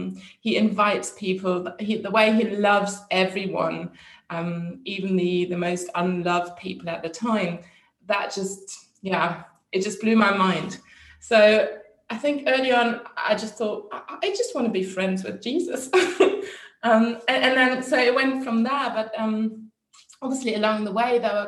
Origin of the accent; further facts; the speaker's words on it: Germany; I'm from Germany, which is also a very secular country, like the Netherlands